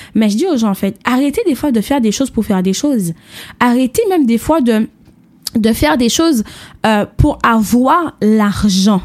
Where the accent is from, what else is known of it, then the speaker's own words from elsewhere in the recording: Martinique; mon pays, mon île, puisque je viens de la Martinique